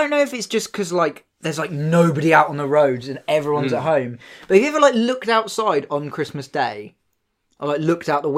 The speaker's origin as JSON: {"language": "English", "region": "England", "country": "United Kingdom", "said": "you tell them where you're from, and they're like, oh, hello, where are you from? And you go, oh, England"}